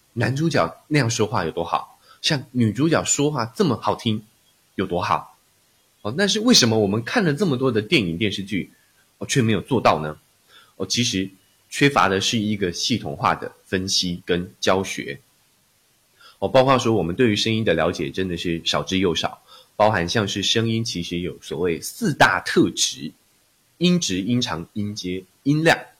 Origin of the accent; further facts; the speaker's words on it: Taiwan; 我来自台湾，哦，之前都是从事声音， 哦，分析的工作， 哦，以及教学